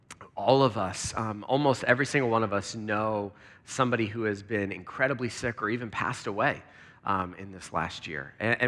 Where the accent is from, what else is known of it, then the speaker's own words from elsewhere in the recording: Lancaster, Pennsylvania, United States; because I grew up in Pennsylvania. In Lancaster, and so it's just great to be back in the Northeast